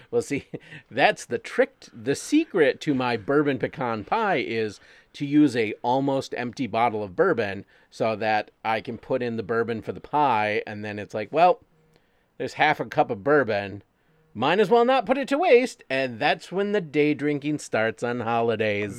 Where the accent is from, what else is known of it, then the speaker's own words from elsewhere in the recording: Wyandotte, Michigan, United States; my hometown